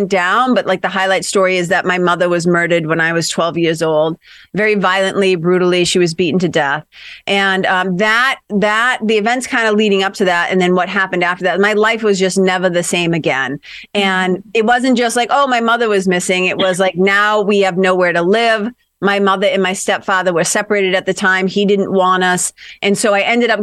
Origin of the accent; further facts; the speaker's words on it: Lawrence, Massachusetts, United States; moved away as an adult; also born or lived in Boston, United States / Los Angeles, United States; I grew up in Lawrence, Mass, which is a little immigrant city, about 30 miles, tough little city, about 30 miles north of Boston